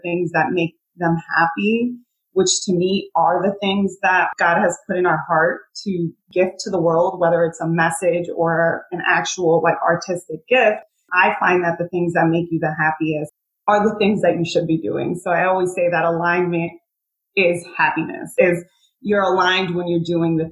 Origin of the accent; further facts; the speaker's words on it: Puerto Rico; now in Connecticut, United States; I'm originally from Puerto Rico, was born there. My family's still there